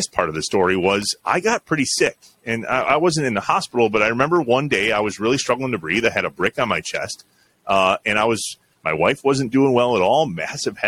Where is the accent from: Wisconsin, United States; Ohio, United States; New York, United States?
Wisconsin, United States; Jefferson; also born or lived in Johnson Creek, Wisconsin; Jefferson's my hometown. Yep. I moved to Johnson Creek when I was 12, but I grew up in Jefferson, went to school in Jefferson